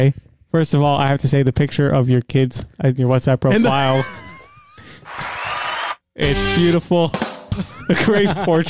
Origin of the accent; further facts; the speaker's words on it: Cedarhurst, New York, United States; I grew up in Cedarhurst. I went to yeshiva here.